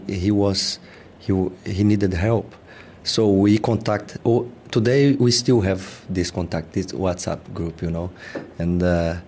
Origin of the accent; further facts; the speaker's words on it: Brazil; moved away as an adult; now in England; we come from Brazil, we are very close.